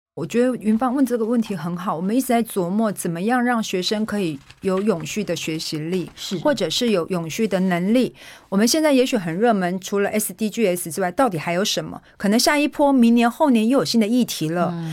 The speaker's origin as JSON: {"language": "Chinese", "country": "Taiwan", "said": "我们台湾人的那个蛋白质来源"}